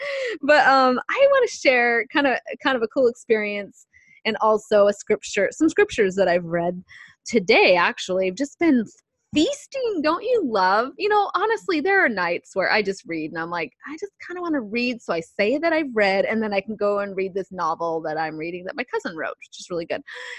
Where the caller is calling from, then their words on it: San Diego, California, United States; calling in here with you on the phone from San Diego, California